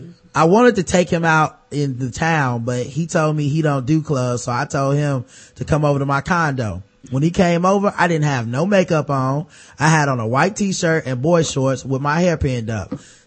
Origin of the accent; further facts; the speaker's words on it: Louisiana, United States; We're both from Louisiana, so I knew just how to run my game and get him where I want him.